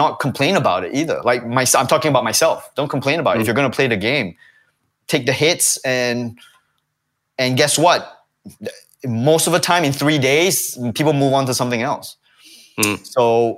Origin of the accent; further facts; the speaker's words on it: Singapore; something which I grew up with in Singapore